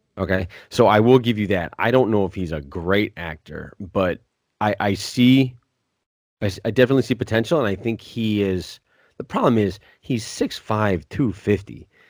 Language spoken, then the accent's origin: English; Williams Bay, Wisconsin, United States; born or raised there